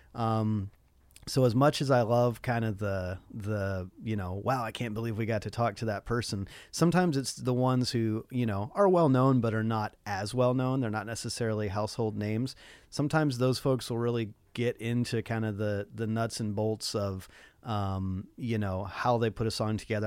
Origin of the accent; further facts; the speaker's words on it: Nashville, Tennessee, United States; now in Los Angeles, United States; I grew up, uh, also in Nashville